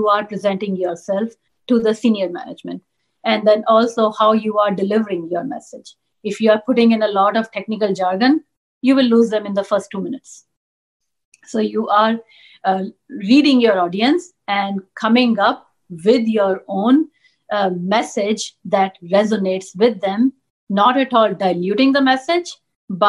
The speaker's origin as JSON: {"language": "English", "town": "New Delhi", "region": "Delhi", "country": "India", "tie": "born or raised there", "first_language": "Punjabi", "second_language": "English", "moved": "as an adult", "said": "grew up in New Delhi, grew up in India"}